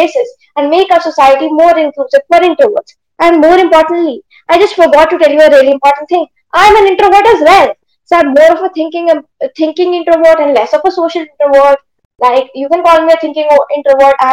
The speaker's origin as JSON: {"language": "English", "region": "Delhi", "country": "India", "said": "I'm 13. I'm from Delhi"}